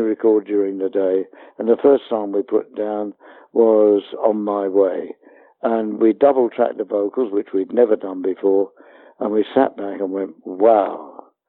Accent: Hounslow, London, United Kingdom; We came from Hounslow

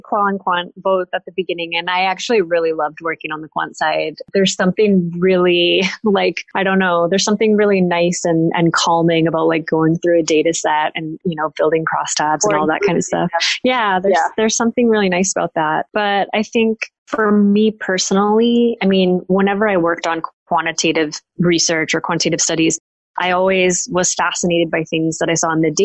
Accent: United States; moved away as an adult; being an American based over here

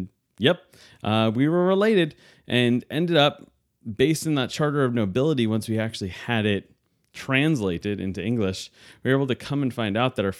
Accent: New York, United States; So I grew up in New York, outside New York City

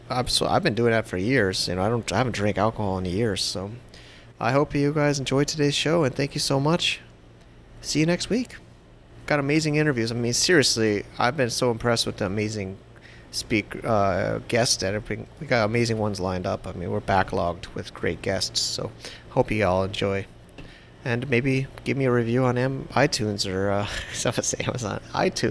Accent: United States; also born or lived in New Jersey; now in Philippines; my experiences as an American with a wife, and my wife and kids are in China, and I'm in the Philippines

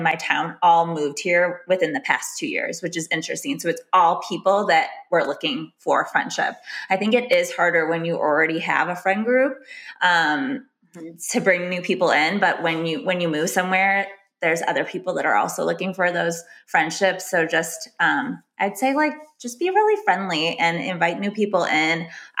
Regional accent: Chicago, Illinois, United States; moved away as an adult; living in Chicago, growing up in Chicago, going to a college close to Chicago. So moving to a whole new area in the past 2 years

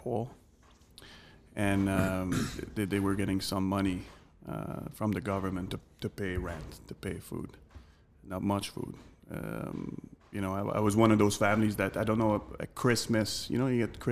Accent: Montreal, Quebec, Canada; accent: French Canadian; English is a second language; moved away as an adult; now in London, United Kingdom; I grew up in Montreal, Canada, big city

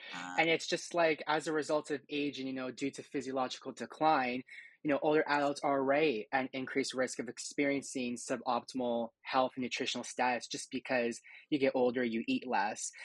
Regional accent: Hamilton, Ontario, Canada; I'm from Hamilton, Ontario. I was born and raised here.

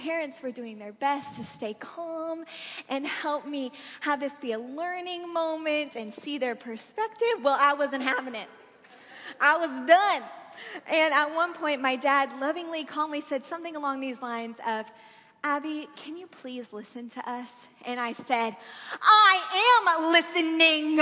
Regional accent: Springfield, Missouri, United States; growing up in Springfield, Missouri, my family had season tickets to Silver Dollar City

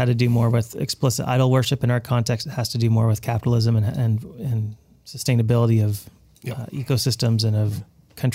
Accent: Abbotsford, British Columbia, Canada; Well, we're all from Abbotsford, but a little bit of your own familiar faces, I'll say it that way.

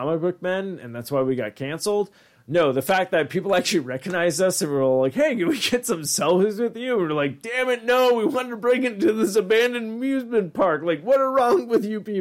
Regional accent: Long Island, New York, United States; I'm from Long Island

